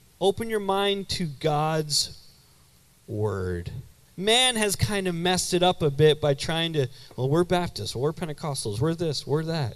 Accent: Canada; moved away as an adult; now in United States; I grew up in what in Canada we call UPC

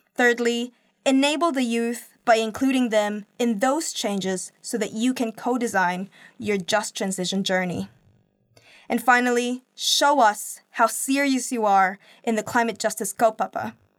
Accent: Philippines; now in Auckland, New Zealand; my home country

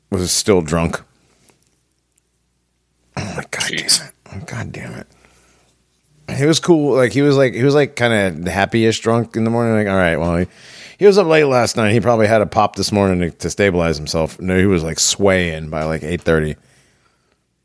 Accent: Connecticut, United States; moved away; I'm from Connecticut

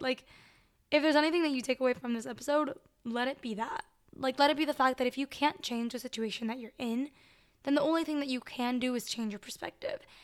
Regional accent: Miami, Florida, United States; moved away as an adult; also born or lived in Venezuela; now in South Bend, United States; I was born in Venezuela, but I grew up in Miami and I go to school at Notre Dame

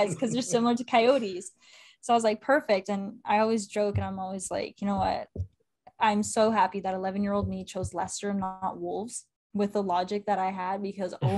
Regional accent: Canada; being Canadian, I grew up with a family that loves hockey and watches hockey.

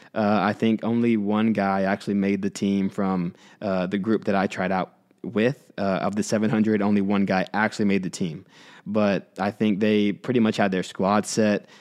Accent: Houston, Texas, United States; I grew up in Houston, so you can imagine how competitive that market was in a big city like Houston.

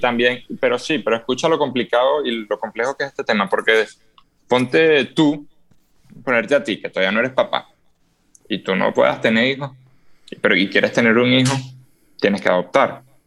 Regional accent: Venezuela; yo como venezolano

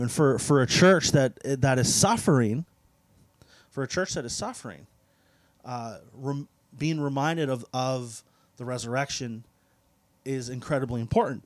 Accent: Canada; for us in the West, we're, we're Canadian, uh, so we are more secular

